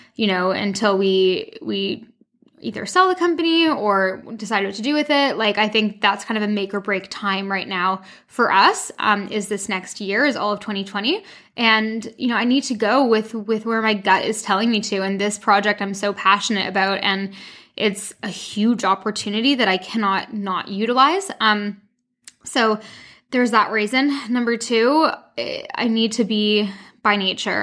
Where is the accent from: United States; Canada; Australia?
Canada; moved away as an adult; also born or lived in London, United Kingdom; now in France; I'm originally from Canada